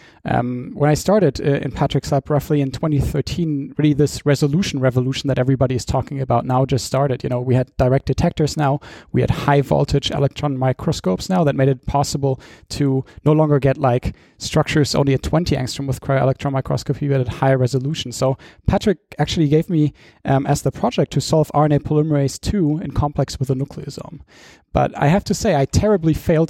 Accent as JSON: {"language": "English", "town": "Dortmund", "region": "North Rhine-Westphalia", "country": "Germany", "tie": "born or raised there", "also_born_or_lived": "London, United Kingdom", "moved": "as an adult", "said": "I went back to my hometown in Germany, which is Dortmund"}